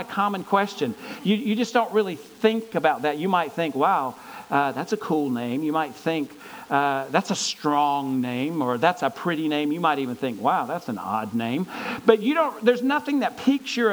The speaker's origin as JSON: {"language": "English", "town": "Gaffney", "region": "South Carolina", "country": "United States", "tie": "born or raised there", "said": "my hometown of Gaffney, South Carolina"}